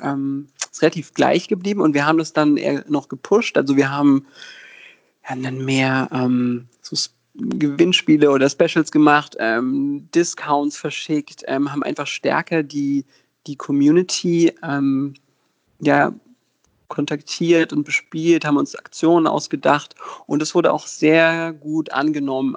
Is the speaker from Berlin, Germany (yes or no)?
yes; Berlin, Germany; ich bin in Berlin geboren und hier aufgewachsen